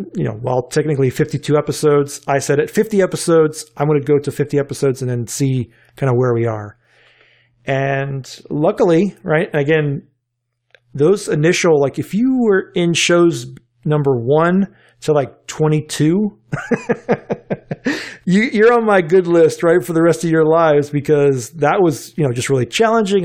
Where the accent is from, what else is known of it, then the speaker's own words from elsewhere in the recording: North Carolina, United States; now in Richmond, United States; growing up in North Carolina